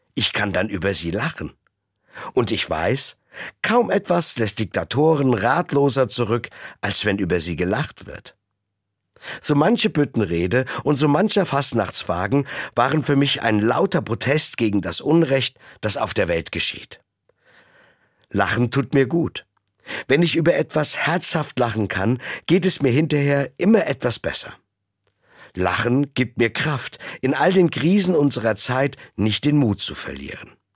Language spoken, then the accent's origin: German; Rhineland, Germany; Als waschechter Rheinländer